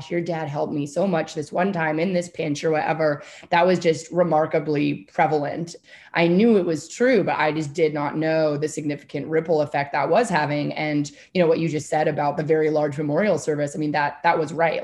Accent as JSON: {"language": "English", "area": "Whidbey Island", "region": "Washington", "country": "United States", "tie": "born or raised there", "said": "I grew up very rurally on Whidbey Island in Washington State"}